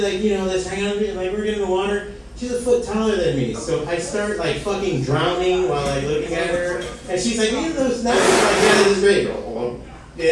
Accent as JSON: {"language": "English", "town": "Hialeah", "region": "Florida", "country": "United States", "said": "I'm from Hialeah"}